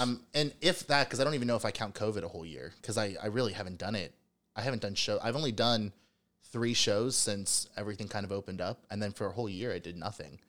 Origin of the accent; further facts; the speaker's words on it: Cincinnati, Ohio, United States; also born or lived in Chicago; I'm from Cincinnati.